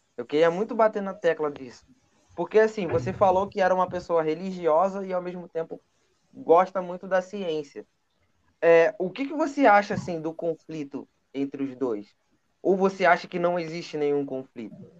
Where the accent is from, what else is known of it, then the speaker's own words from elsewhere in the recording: Brazil; como brasileiro